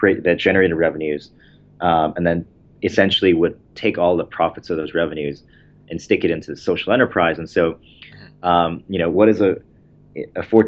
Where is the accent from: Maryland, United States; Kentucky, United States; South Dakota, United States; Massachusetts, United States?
Maryland, United States; Baltimore; also born or lived in Michigan; I was born in Michigan and then kind of grew up in the Baltimore, D.C. suburbs my entire life